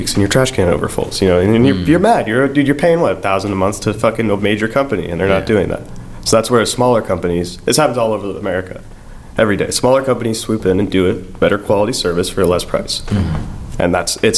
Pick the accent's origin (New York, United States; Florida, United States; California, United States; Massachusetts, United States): Florida, United States; Tampa; also born or lived in Tarpon Springs, Florida / North Jersey; I was born in Tarpon Springs